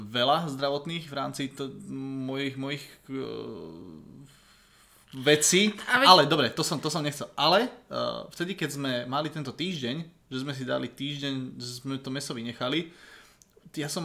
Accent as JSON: {"language": "Slovak", "town": "Budmerice", "region": "Bratislava Region", "country": "Slovakia", "tie": "born or raised there", "said": "že u nás napríklad doma v Budmericiach sa v piatok meso, nejedlo. Keď som bol malý, tak e, som to dodržoval v podstate stále."}